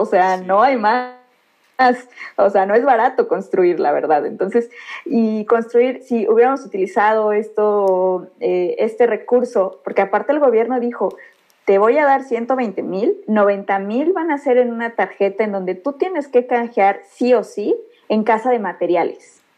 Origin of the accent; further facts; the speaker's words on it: Mixquiahuala, Hidalgo, Mexico; Yo soy originaria de Misquiahuala